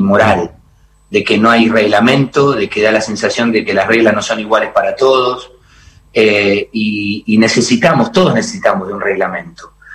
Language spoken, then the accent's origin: Spanish; Argentina; cantor argentino